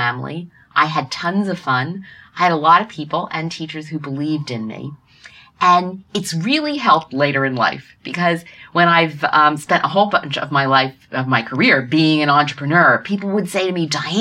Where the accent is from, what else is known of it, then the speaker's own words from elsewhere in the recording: Norristown, Pennsylvania, United States; I grew up in Norristown, Pennsylvania, outside of Philadelphia